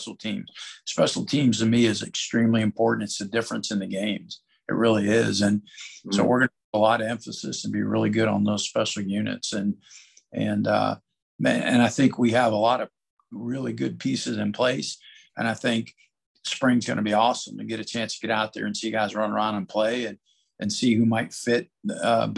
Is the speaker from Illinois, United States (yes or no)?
no; Youngstown, Ohio, United States; moved away; I started out as a defensive coach growing up in Youngstown, Ohio. So went to Cardinal Mooney High School